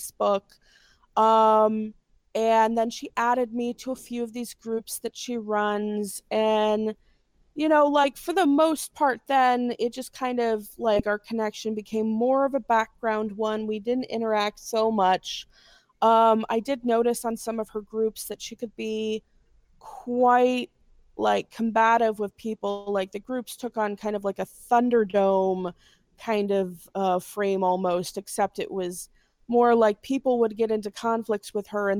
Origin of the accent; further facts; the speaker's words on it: Gary, Indiana, United States; I'm from Gary, Indiana